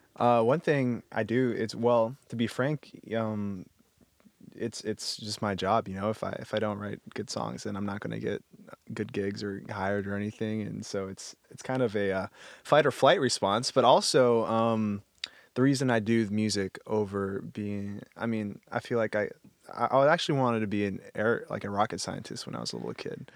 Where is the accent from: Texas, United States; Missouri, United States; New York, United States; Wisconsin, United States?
Texas, United States; I'm from Texas, we don't have snow anywhere